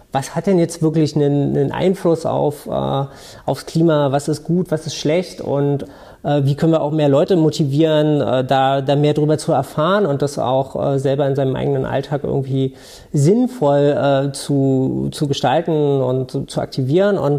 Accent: Berlin, Germany; Ich komme aus Berlin äh, ursprünglich

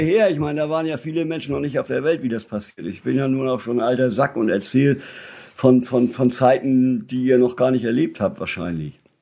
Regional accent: Lübeck, Schleswig-Holstein, Germany; also born or lived in Flensburg; now in near Kiel, Germany; Ich bin in Travemünde geboren. Ich lebe jetzt äh, inmitten von Schleswig-Holstein in einem kleinen Dorf mitten auf dem Land in der Nähe ah, okay. von Kiel

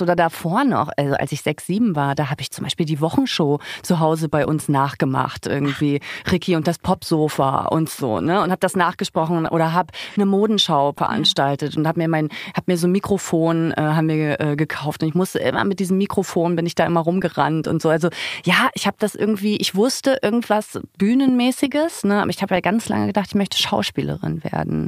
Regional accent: Zinnowitz, Mecklenburg-Vorpommern, Germany; born or raised there; now in Berlin, Germany

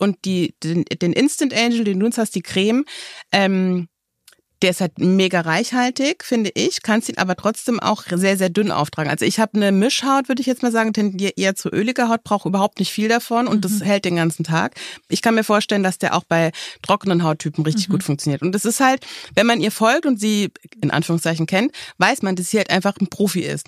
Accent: Germany; bei uns in Deutschland

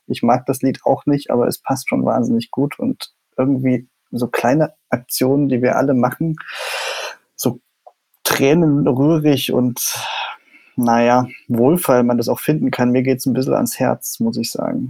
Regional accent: East Germany, Germany; ich bin ja Ostdeutscher und mhm. habe das sozusagen auch in meinem Aufwachsen, in meiner Familie immer erlebt

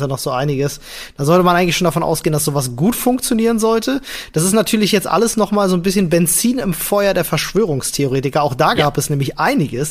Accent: Germany; hier bei uns in Deutschland

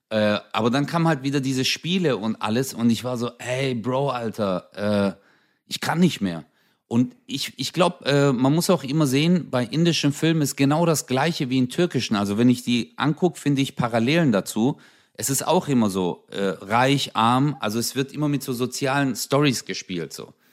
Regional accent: Turkey; Also ich zum Beispiel als Türke, wenn ich das sehe, ich denke mir so, ey, die tanzen wieder.

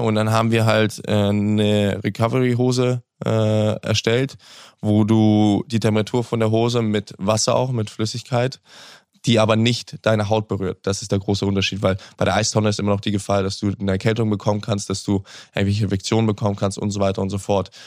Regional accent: Hamburg, Germany; Hamburg ist die Stadt, wo ich, wo ich groß geworden bin, wo ich geboren bin, wo ich aufgewachsen bin

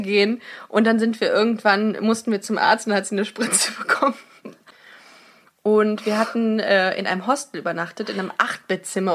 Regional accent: Germany; wir sind aus Deutschland

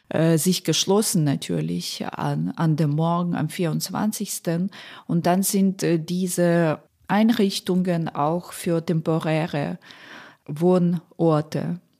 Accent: Poltava, Poltava Oblast, Ukraine; Es gibt Städte wie Poltava, meine Heimatstadt, glaube ich, Dnipro, immer noch Saporizia.

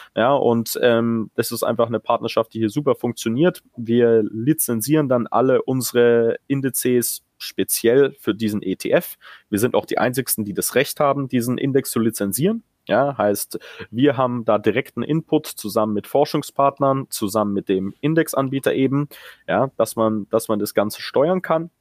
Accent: Munich, Bavaria, Germany; now in United Kingdom; ich als Münchner

